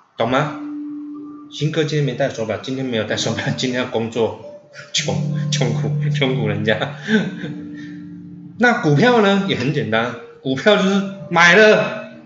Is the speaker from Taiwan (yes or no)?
yes; Taiwan; 我们台湾人